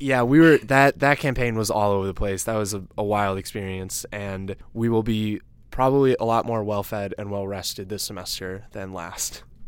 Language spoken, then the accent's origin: English; Downers Grove, Illinois, United States; I'm from Downers Grove, Illinois, a Chicago suburb.